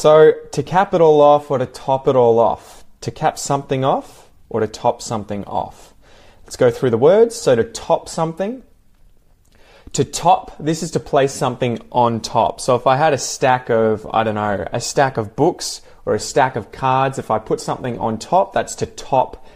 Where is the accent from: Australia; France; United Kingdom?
Australia; I'm from Australia